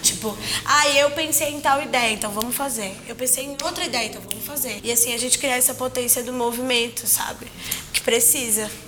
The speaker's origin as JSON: {"language": "Portuguese", "region": "Ceará", "country": "Brazil", "said": "eu sou cearense"}